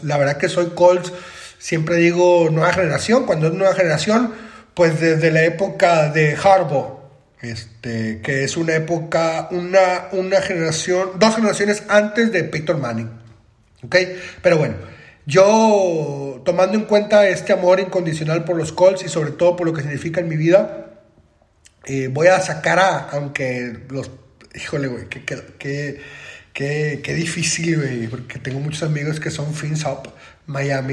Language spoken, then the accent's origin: Spanish; Monterrey, Nuevo León, Mexico; yo soy de Monterrey, Nuevo León